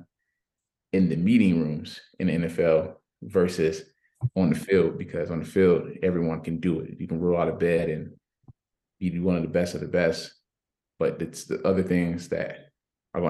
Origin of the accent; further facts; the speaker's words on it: Miami, Florida, United States; moved away; I'm from Miami, so I was able to go against guys almost every every week in high school football